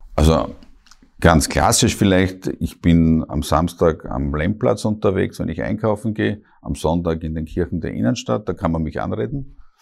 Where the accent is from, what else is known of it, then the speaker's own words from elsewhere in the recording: Hartberg, Styria, Austria; moved away as an adult; now in Graz, Austria; ich komme klassisch aus der Oststeiermark, die ist sehr stark geprägt